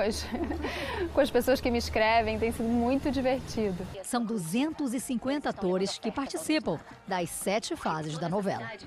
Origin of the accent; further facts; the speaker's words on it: Spain; now in Brazil; Eu cresci na Espanha